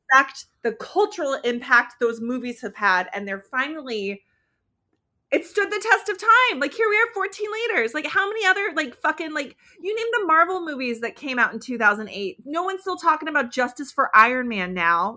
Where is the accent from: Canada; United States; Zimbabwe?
United States; as an American